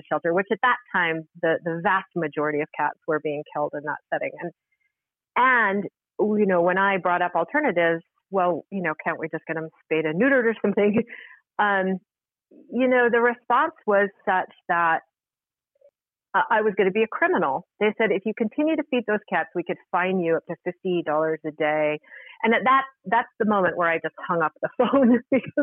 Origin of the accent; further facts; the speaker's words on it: Salt Lake City, Utah, United States; I was working as a waitress in a local restaurant where I grew up in Salt Lake City, Utah